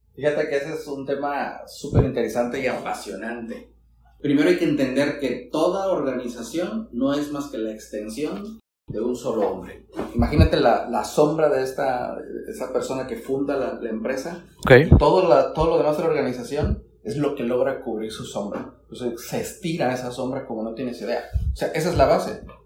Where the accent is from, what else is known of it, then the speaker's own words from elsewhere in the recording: Sinaloa, Mexico; yo soy originario de Sinaloa